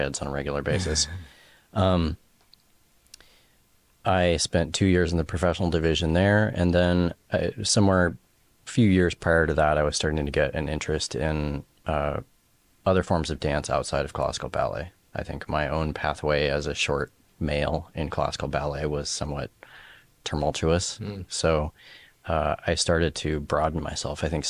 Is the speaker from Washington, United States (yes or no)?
yes; Bellingham, Washington, United States; also born or lived in Seattle; I grew up in Bellingham, and I think I moved to Seattle maybe when I was about 13, 14